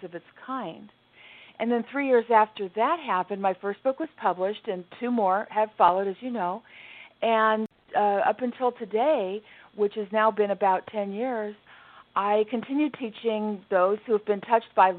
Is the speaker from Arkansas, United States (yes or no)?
no; Southern California, United States; I was born and raised in Southern California, which was a fantastic place to grow up. It's where I remain to this day